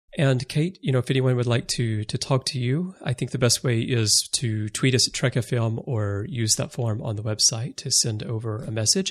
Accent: United States; moved away as an adult; now in Japan; I'm American, but I've lived in Japan most of my adult life.

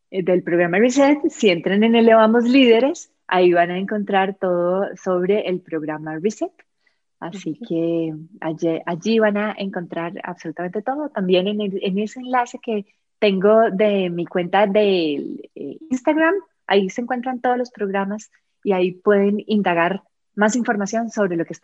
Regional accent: Costa Rica; nos dimos la oportunidad de, como comunidad, acompañarnos como ticos en Madrid, eh, porque yo me siento tica

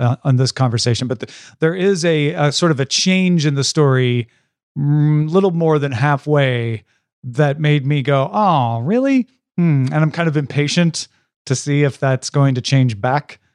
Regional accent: Tom Merritt, Illinois, United States; moved away; I grew up near Saint Louis, Missouri, like forty-five miles from Saint Louis.

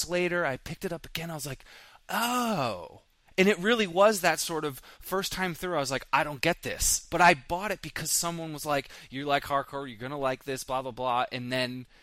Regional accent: Vermont, United States; I grew up in Vermont

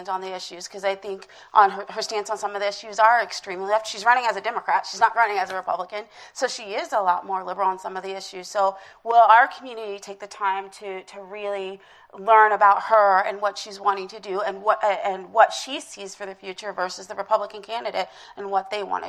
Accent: Ohio, United States; I'm from Ohio.

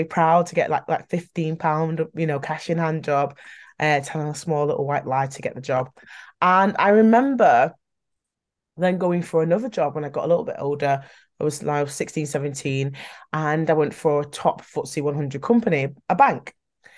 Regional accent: Manchester, North West England, United Kingdom; I am really from Manchester

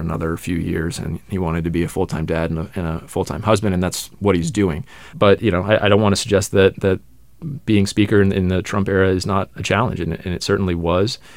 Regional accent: Atlanta suburbs, Georgia, United States; I'm from the Atlanta suburbs, Georgia's 6th congressional district

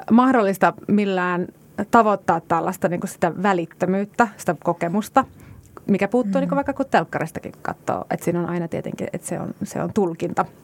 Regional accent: Kajaani, Kainuu, Finland; Mä oon, mä oon itse kotoisin Kajaanista, jossa on 37 000 asukasta

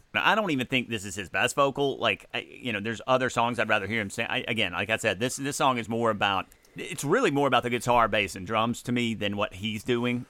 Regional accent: Mississippi Delta, United States; moved away; my hometown

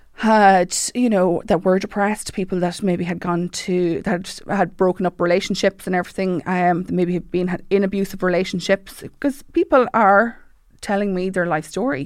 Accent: Mullingar, Leinster, Ireland; I joined recently Hardy Book Studio in Mullingar 'cause I'm from Mullingar

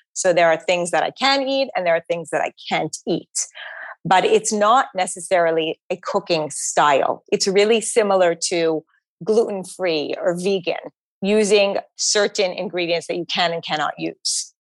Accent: Montreal, Quebec, Canada; now in New York City, United States; I grew up in Montreal

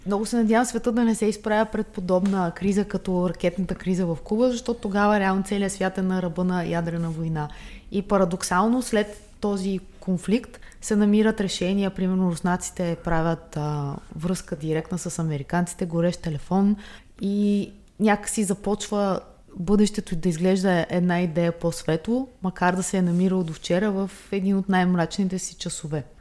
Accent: Bulgaria

